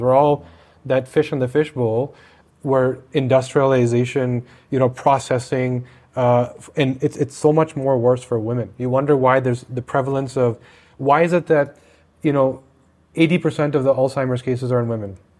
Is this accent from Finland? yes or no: no; Canada; I'm Canadian